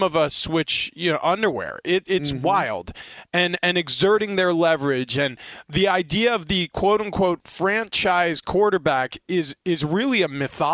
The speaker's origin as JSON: {"language": "English", "region": "Northeast", "country": "United States", "tie": "born or raised there", "moved": "yes", "lives_now": "San Diego, United States", "said": "I grew up in the Northeast"}